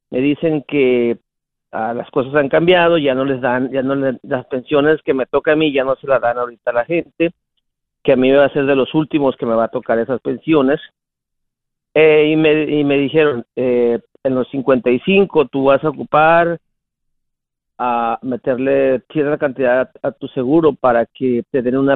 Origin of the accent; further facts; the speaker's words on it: Mexico; moved away as an adult; yo, me vine hace unos 20 años de México. Sí. Y, y yo trabajé allá, eh, trabajé como unos otros 20 años, 25 años. No, perdón, unos 18 años allá.